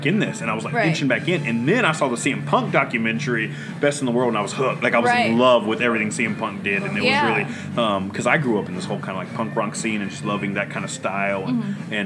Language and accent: English; Santa Fe, Texas, United States; Santa Fe, Texas, representing little country.